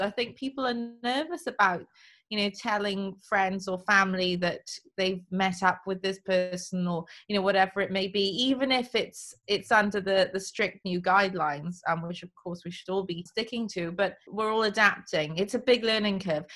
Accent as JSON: {"language": "English", "region": "Wales", "country": "United Kingdom", "moved": "yes", "lives_now": "London, United Kingdom", "said": "I'm Welsh"}